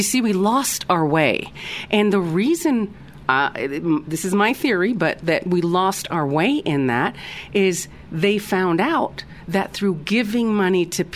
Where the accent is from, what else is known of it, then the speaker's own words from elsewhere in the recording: United States; moved away; being an American, a U.S.-born American, just I'm an expat, so, or was an expat